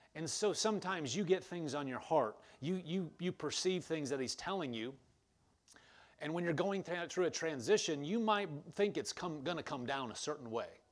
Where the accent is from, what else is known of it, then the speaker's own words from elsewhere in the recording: Omaha, Nebraska, United States; also born or lived in Lincoln, Nebraska; I was from Omaha, Nebraska. I was going to school in Lincoln, Nebraska.